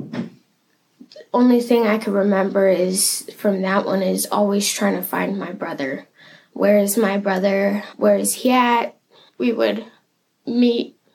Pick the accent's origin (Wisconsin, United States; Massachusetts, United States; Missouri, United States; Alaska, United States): Alaska, United States; Anchorage; I was born and raised in Anchorage.